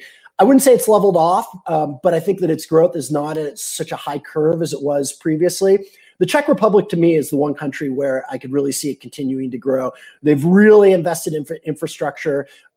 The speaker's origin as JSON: {"language": "English", "region": "England", "country": "United Kingdom", "tie": "born there", "said": "I had a British passport. I was born in England. I didn't learn my baseball in the UK."}